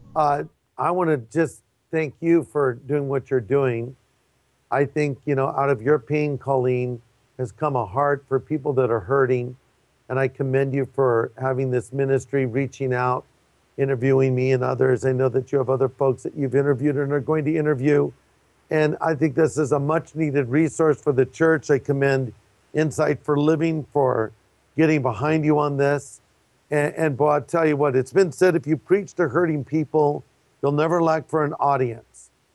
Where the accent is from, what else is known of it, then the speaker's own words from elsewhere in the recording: California, United States; I'm from California